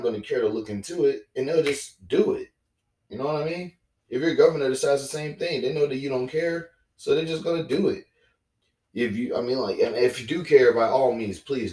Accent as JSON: {"language": "English", "region": "the South", "country": "United States", "said": "I'm from the South"}